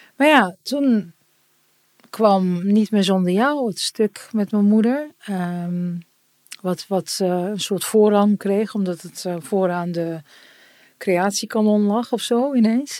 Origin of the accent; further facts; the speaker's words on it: Turkey; En ik ben Turks